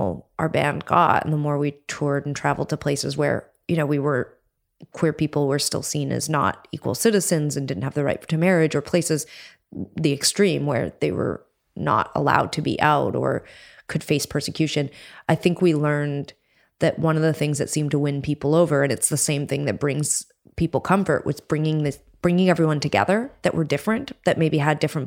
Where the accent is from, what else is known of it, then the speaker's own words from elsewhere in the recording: Canada; we're from Canada